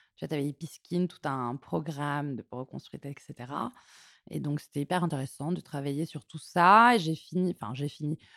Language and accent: French; Martignas-sur-Jalles, Nouvelle-Aquitaine, France; moved away as an adult; also born or lived in Toulouse; now in Paris, France; Je suis née à Toulouse et j'ai grandi euh, à côté de Bordeaux, à Martignas-sur-Jalles